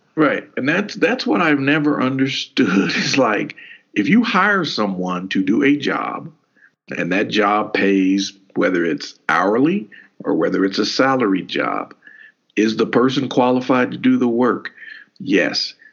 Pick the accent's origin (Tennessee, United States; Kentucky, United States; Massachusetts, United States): Kentucky, United States; we grew up in Kentucky